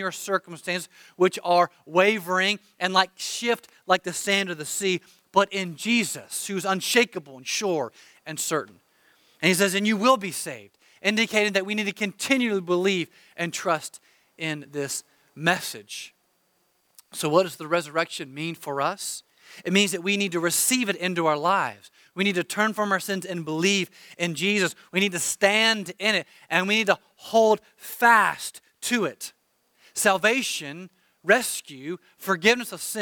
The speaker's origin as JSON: {"language": "English", "country": "United States", "said": "I'm an American"}